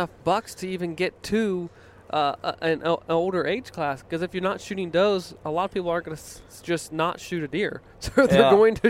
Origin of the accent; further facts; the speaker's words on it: Virginia, United States; Growing up in Virginia, you know, we would get a lot of weather patterns that came up from the south, and we were 2 hours off the coast